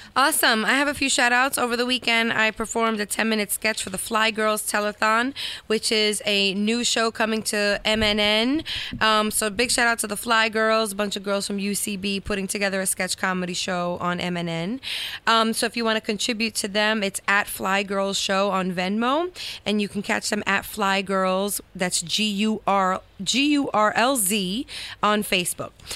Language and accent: English; Dominican Republic; I'm the only Dominican that's not good at dominoes